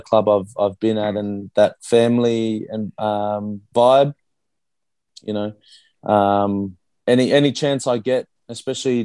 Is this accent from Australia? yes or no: yes; Brisbane, Queensland, Australia; moved away as an adult; also born or lived in Christchurch, New Zealand; now in Perth, Australia; I grew up in Brisbane at South Magpies Rugby Club